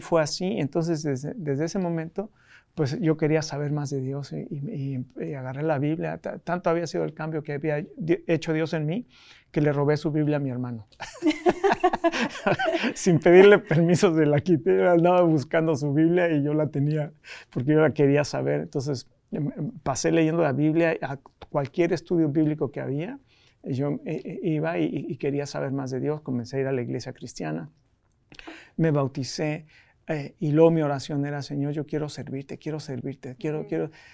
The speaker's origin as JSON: {"language": "Spanish", "region": "Mexico City", "country": "Mexico", "tie": "born or raised there", "also_born_or_lived": "United States", "moved": "as an adult", "said": "yo nací en la Ciudad de México"}